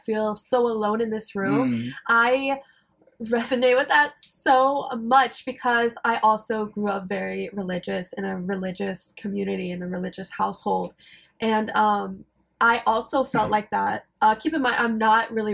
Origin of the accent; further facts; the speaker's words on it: rural Alabama, United States; moved away as an adult; now in South Korea; I am from rural Alabama. I know you can't hear it from my voice because I'm masking it. Masking my accent